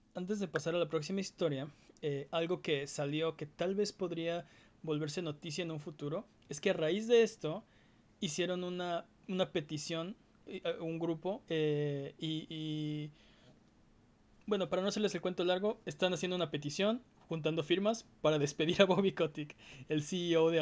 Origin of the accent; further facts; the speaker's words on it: Mexico; los que somos de México